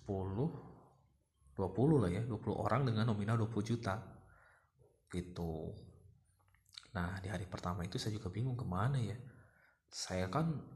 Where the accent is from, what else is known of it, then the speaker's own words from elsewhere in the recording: Sumedang, West Java, Indonesia; saya ingin bekerja di uh, kota saya, kota Sumedang, pengen pengen lebih dekat lah